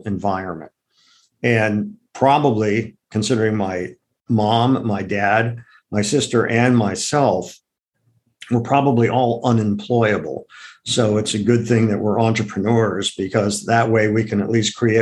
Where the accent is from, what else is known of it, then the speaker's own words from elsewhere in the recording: Akron, Ohio, United States; now in New York City, United States; I grew up in Akron, Ohio